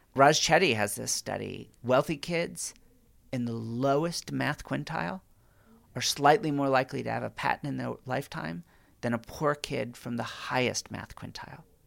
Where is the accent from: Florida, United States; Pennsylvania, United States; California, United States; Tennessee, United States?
California, United States; as a Californian